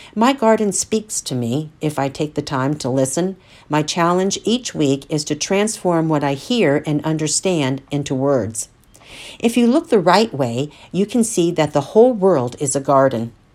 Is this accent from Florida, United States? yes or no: yes; Central Florida, United States; my experiences growing up in Central Florida in the seventies